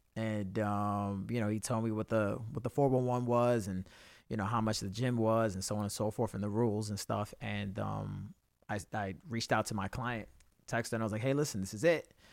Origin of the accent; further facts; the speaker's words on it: New York City, New York, United States; I'm a kid from the Bronx